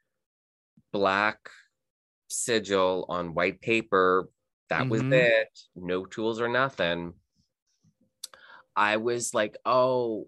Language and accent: English; Canada; moved away as an adult; also born or lived in Texas, United States; I'm Canadian, and the company that I was working for transferred me to Texas, and then when did I move back here? 2012. I moved back here to Canada